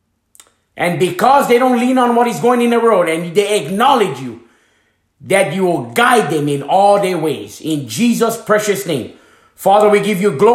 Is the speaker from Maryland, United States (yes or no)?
no; Hana, Maui, Hawaii, United States; moved away as an adult; I was leaving my hometown in Hanamaui, Hawaii